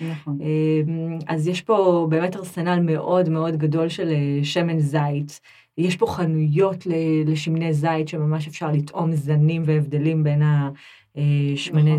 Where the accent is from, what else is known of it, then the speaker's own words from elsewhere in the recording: Israel; accent: Israeli; now in France; אני כזאת ישראלית באיך שאני